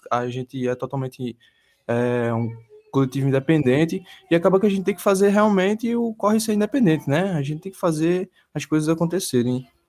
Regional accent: Goiana, Pernambuco, Brazil; Eu tenho 19 anos, sou natural de Goiânia, Pernambuco

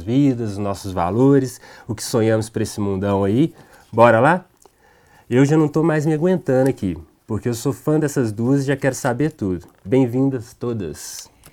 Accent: Minas Gerais, Brazil; sou mineiro

